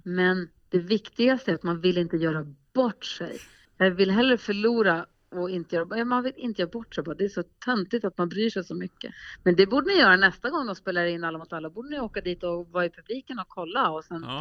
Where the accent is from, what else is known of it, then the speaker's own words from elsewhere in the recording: Luleå, Norrbotten County, Sweden; moved away; also born or lived in Gothenburg; jag bodde faktiskt i mm. Göteborg när jag var liten, eh, ganska en del, en hel del. Men jag är uppvuxen i Luleå, så då säger jag Luleå